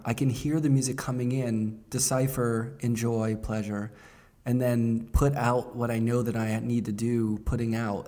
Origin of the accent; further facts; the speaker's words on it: Pittsburgh, Pennsylvania, United States; growing up in Pittsburgh